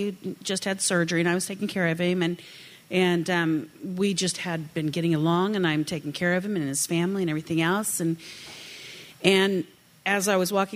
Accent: the Ozarks, United States; I grew up in the Ozarks, like somebody said, the heart of the Ozarks

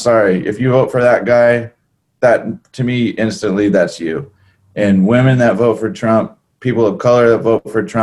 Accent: California, United States; growing up in California

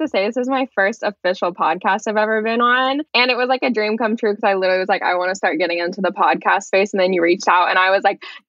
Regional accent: Lincoln, Nebraska, United States; born or raised there; moved away as an adult; now in Los Angeles, United States

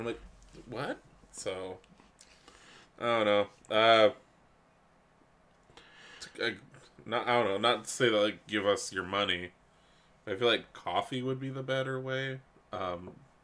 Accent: Canada; We're from Canada

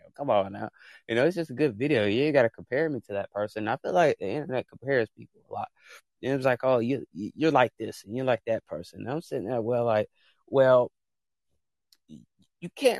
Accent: United States; I am American

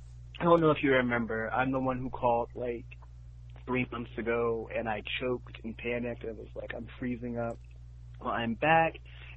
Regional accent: New York, United States; also born or lived in North Carolina; because I'm from North Carolina. I moved to New York when I was 3.

